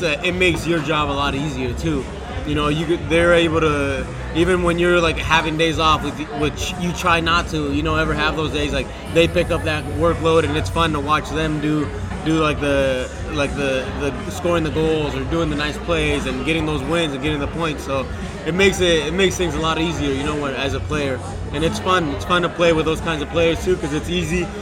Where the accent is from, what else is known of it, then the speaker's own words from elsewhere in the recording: Washington, United States; moved away as an adult; also born or lived in Colorado / Oklahoma; now in Miami, United States; I'm from Washington State.